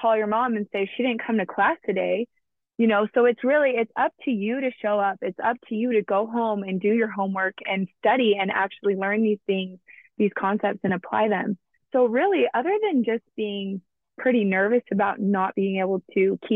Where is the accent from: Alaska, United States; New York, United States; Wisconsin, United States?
Alaska, United States; I grew up in Alaska